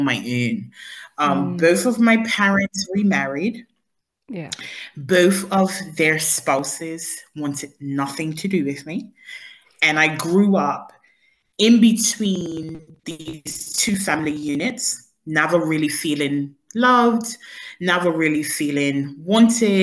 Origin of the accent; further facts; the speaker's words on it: Bermuda; I am originally from Bermuda and I grew up in paradise.